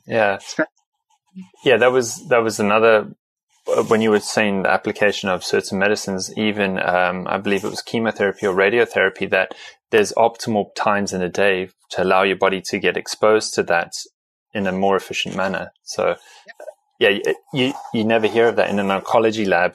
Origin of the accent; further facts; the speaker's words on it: South Africa; I come from South Africa, so a very sunny environment